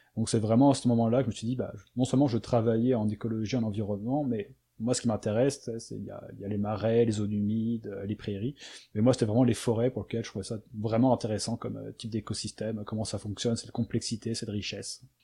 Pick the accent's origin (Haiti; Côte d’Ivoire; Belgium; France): France; moved away as an adult; now in Quebec, Canada; je suis, je suis français